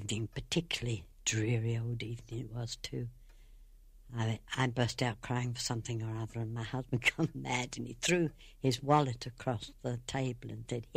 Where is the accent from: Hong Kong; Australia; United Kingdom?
United Kingdom; Sutton, London; moved away as an adult; also born or lived in Ballinasloe, Ireland; now in Ireland; I came from Sutton in Surrey, and it was a nice little, well, I suppose they call it village those days